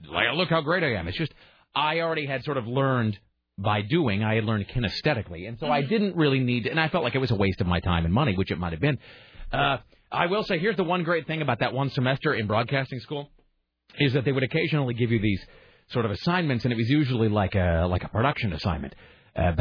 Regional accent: Kennewick, Washington, United States; I'm from Kennewick

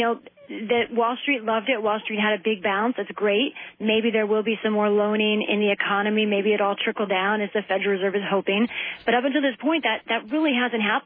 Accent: the South, United States; I am from the South

